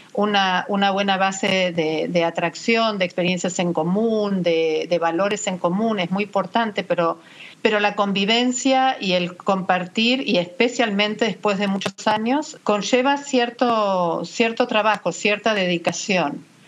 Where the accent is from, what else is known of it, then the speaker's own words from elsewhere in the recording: Argentina; moved away as an adult; now in Miami, United States; soy argentina, egresada de la Universidad de El Salvador